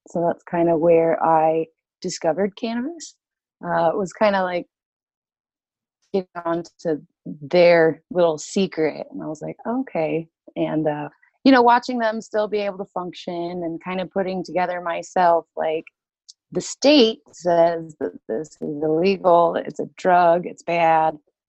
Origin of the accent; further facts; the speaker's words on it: Utah, United States; Well, I grew up primarily in Utah. Moved around a lot, lived a couple different places, but Utah is where I call home.